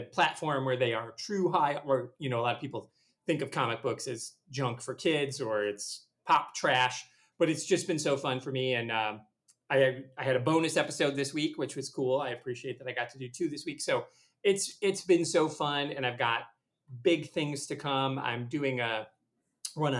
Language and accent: English; Michigan, United States; I grew up in Michigan, but or like less than an hour from Chicago, really, right at the very end of Michigan, south of Michigan